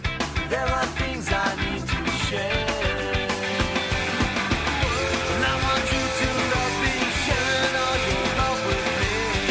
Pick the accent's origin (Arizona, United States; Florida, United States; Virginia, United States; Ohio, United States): Arizona, United States; Scottsdale; I grew up in Scottsdale, Arizona, going to emo and punk shows.